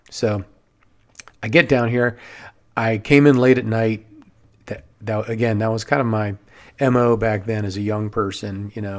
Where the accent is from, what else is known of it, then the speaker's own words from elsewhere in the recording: Silver Spring, Maryland, United States; I grew up in Silver Spring, went to a few different colleges in Maryland, and graduated in 1989.